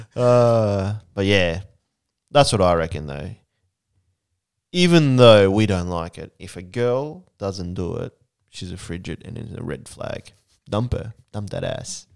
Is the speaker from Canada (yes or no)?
no; Japan; now in New Zealand; I grew up in Japan, over there